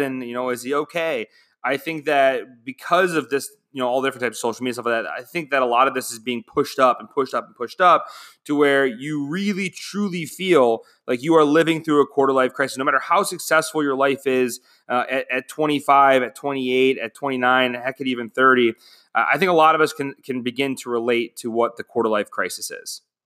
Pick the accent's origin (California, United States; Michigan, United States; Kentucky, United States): Michigan, United States; moved away as an adult; now in Phoenix, United States; I'm from Michigan